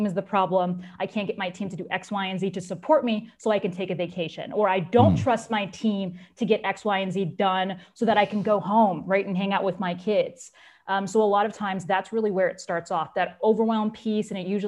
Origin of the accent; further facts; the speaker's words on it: Abidjan, Côte d’Ivoire; So I grew up primarily in Abidjan. So that is a city that's based in Cote d'Ivoire. So that's also in West Africa, or known as Ivory Coast in some English-speaking countries.